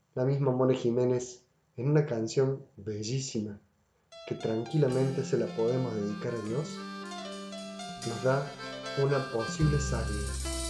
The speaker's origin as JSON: {"language": "Spanish", "region": "Córdoba", "country": "Argentina", "said": "Música de Córdoba, de acá, de mi tierra, de mi ciudad"}